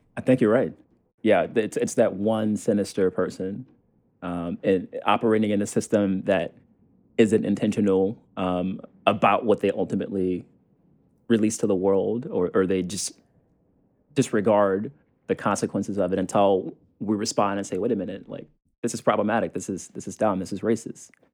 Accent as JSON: {"language": "English", "region": "the South", "country": "United States", "tie": "born or raised there", "said": "the person that I was growing up in the South"}